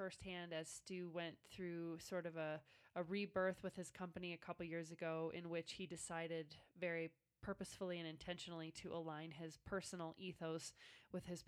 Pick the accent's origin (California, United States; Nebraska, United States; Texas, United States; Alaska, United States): Nebraska, United States; my home state of Nebraska